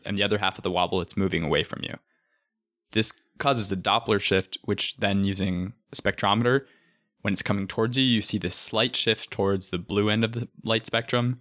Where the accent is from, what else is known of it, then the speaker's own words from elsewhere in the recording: Arizona, United States; Growing up in Arizona